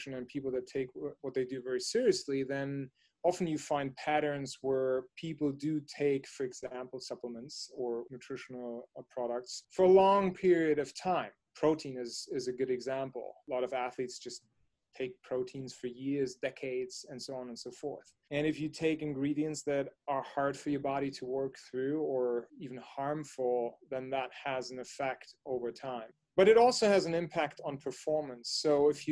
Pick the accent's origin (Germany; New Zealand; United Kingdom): Germany; moved away as an adult; now in United States; So I grew up in Germany, and when I was much younger, was born, raised, grew up, went to school, and had my first job actually in Germany.